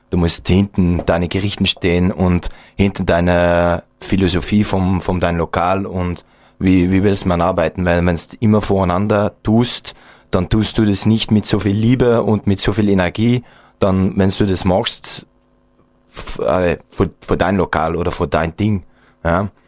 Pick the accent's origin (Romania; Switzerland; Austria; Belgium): Belgium; wir sind Belgier, also ich kann auch nicht das Schnitzel kochen wie ein Österreicher, ja.